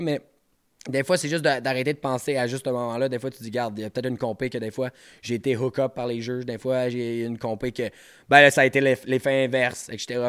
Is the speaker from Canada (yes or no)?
yes; Montreal, Quebec, Canada; je viens de Montréal